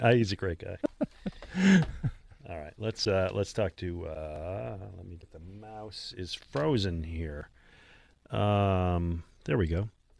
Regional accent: Buffalo, New York, United States; I grew up in Buffalo, New York, a fan of the Buffalo Sabres.

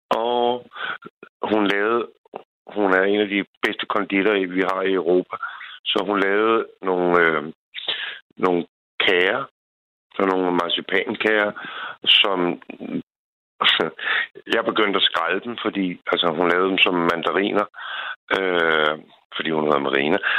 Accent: Copenhagen, Capital Region of Denmark, Denmark; now in Bornholm, Denmark; jeg er fra Sydhavnen

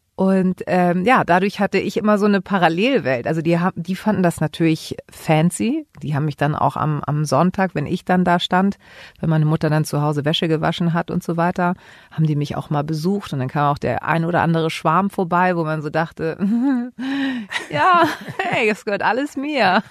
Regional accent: Hamburg, Germany; Ich bin hier in Hamburg geboren

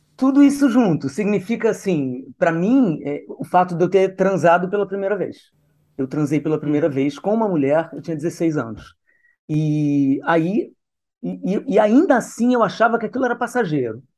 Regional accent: Brasília, Federal District, Brazil; also born or lived in Niterói; Nasci em Niterói, fui criada em Brasília

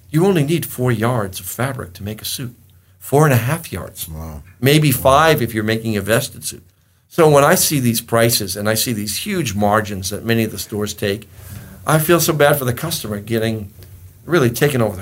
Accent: Boston, Massachusetts, United States; the Italians seem to have a little bit more respect for me because I was from Boston.

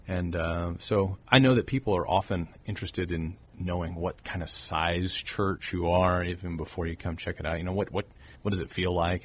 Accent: Corpus Christi, Texas, United States; born and raised in Corpus Christi.

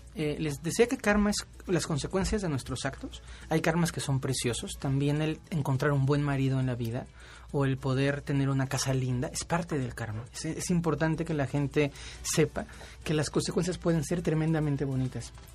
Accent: Mexico; por ser mexicanos

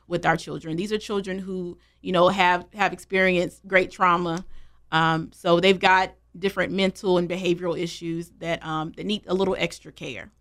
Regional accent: Greensboro, North Carolina, United States; also born or lived in Charlotte, North Carolina; I'm born and raised in Greensboro, North Carolina.

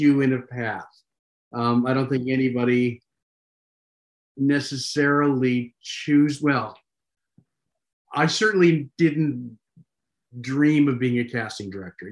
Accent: Cleveland, Ohio, United States; moved away as an adult; now in Los Angeles, United States; went back to my hometown, and did one more season at a professional Shakespeare company that I had worked with for many years

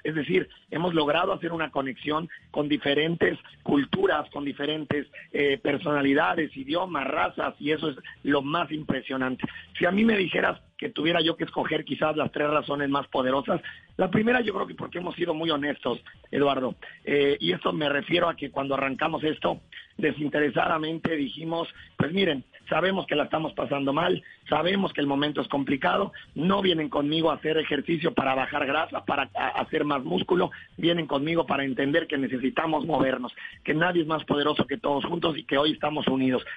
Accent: Mexico; also born or lived in Colombia; Yo siempre lo digo que soy como mexicano colombiana

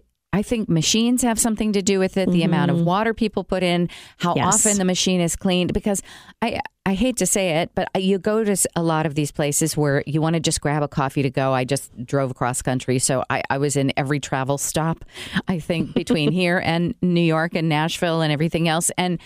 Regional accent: Brazil; moved away; I grew up in Brazil

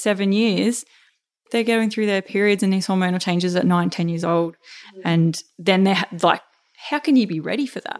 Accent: Melbourne, Victoria, Australia; moved away as an adult; also born or lived in Queensland; back in my hometown

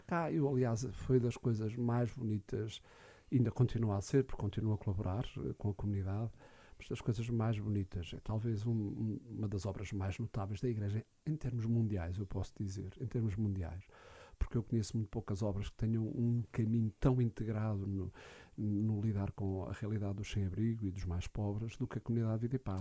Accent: Alcobaça, Centro, Portugal; also born or lived in Lourinhã / Caldas da Rainha; Eu sou da Alcobaça

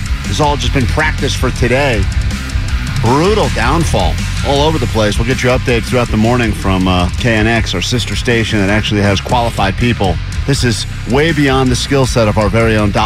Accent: East Coast, United States; moved away as an adult; now in Los Angeles area, United States; I'm from the East Coast

